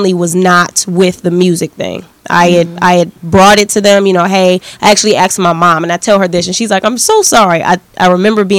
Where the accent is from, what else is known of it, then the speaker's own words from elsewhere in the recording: Detroit, Michigan, United States; I'm from Detroit